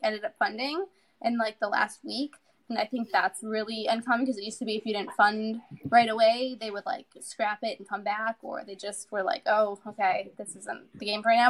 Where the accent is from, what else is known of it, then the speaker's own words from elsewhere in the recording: Chicago, Illinois, United States; moved away; I'm from Chicago originally, so we were living in Illinois.